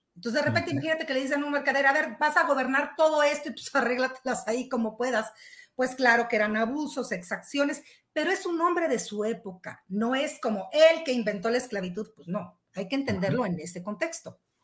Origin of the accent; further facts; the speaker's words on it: Mexico; somos mexicanos